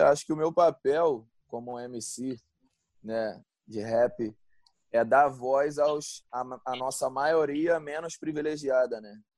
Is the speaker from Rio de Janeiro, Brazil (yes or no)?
yes; Rio de Janeiro, Brazil; moved away; eu sou de Realengo, né? Zona Oeste do Rio, e, pô, acostumado com essa coisa de todo mundo se falar, morar perto, viver na rua